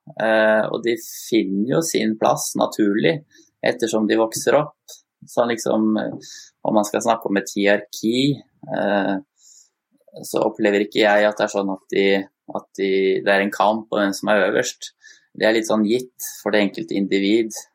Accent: Sarpsborg, Østfold, Norway; opprinnelig fra Østfold, eller det som var Østfold, Sarpsborg. Så det er der jeg vokste opp, da.

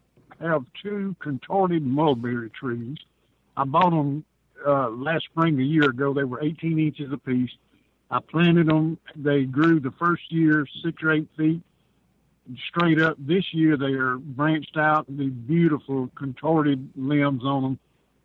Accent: Edwards, Mississippi, United States; I'm from Edwards.

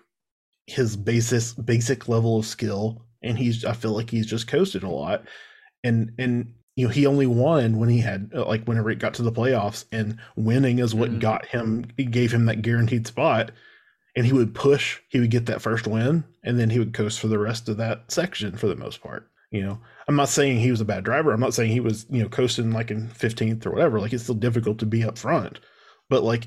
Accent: the Arkansas Delta, United States; we're from Arkansas, and specifically I'm from the Delta

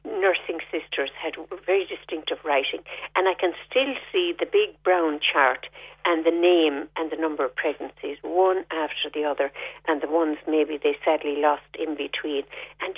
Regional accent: Fethard, Tipperary, Ireland; moved away; also born or lived in Dublin; I grew up in Feathert, and we grew up in a big estate

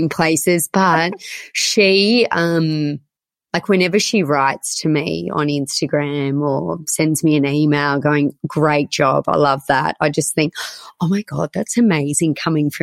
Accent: Orange, New South Wales, Australia; also born or lived in Sydney; I grew up in Orange and my mum had a clothing store here for 25 years

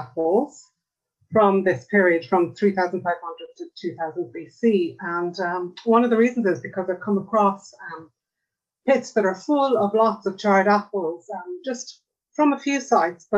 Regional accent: Ireland; I'm an Irish archaeologist.

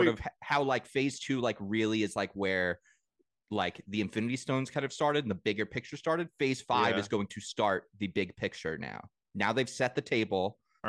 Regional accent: Long Island, New York, United States; moved away; also born or lived in Delaware; because we grew up on Long Island

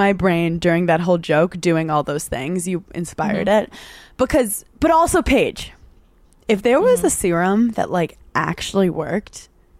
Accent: New York, United States; we're from New York.

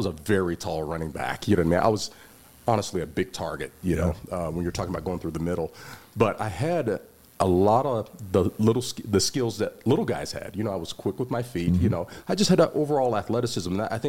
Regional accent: Las Vegas, Nevada, United States; I'm from Bonanza High School

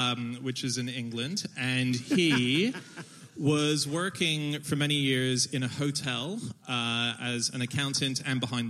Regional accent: Hong Kong; also born or lived in Sydney, Australia; now in United Kingdom; I speak Mandarin. I grew up in Hong Kong

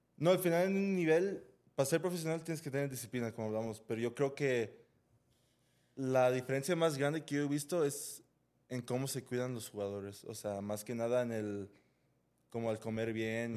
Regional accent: Los Angeles, California, United States; now in Guadalajara, Mexico; en donde crecí, pues, en Los Ángeles

